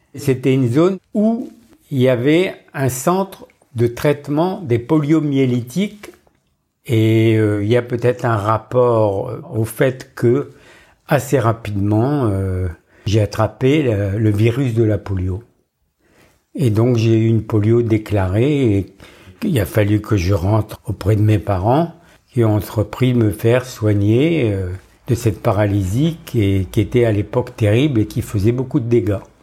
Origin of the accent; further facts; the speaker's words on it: Montdidier, Hauts-de-France, France; moved away; also born or lived in Roubaix / Marseille / Dijon / Dakar; J'ai grandi dans la pâtisserie de mon père à Montdidier, dans la Somme